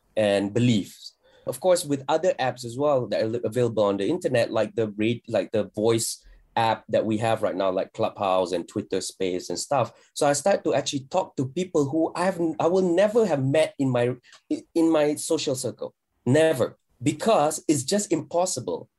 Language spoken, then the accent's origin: English; Malaysia; fellow Malaysian